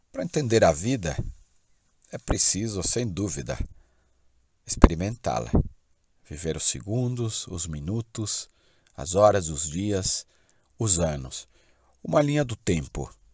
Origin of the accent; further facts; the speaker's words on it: São Paulo, Brazil; born there; Nasci em São Paulo, mas já morei em muitos lugares, sempre experimentando uma outra relação com a natureza.